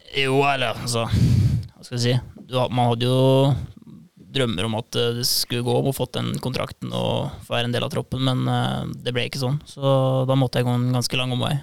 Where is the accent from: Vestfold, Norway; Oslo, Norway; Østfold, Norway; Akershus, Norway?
Østfold, Norway; Indre; Jeg kommer fra Indre Østfold